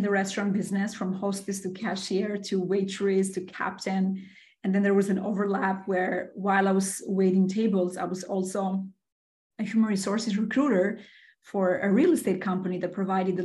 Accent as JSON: {"language": "English", "country": "Albania", "tie": "born or raised there", "also_born_or_lived": "Bronx, New York City", "moved": "yes", "lives_now": "New York City, United States", "said": "I was born and raised in Albania, in the beautiful Mediterranean."}